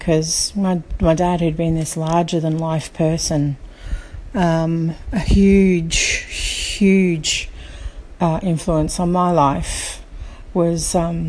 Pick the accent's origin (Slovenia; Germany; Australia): Australia; also born or lived in Sydney; now in Brisbane, Australia; So I'm from Australia, if you haven't already guessed, currently living in Brisbane. And I think what for me happened is in 2013 was our move from Sydney to Brisbane.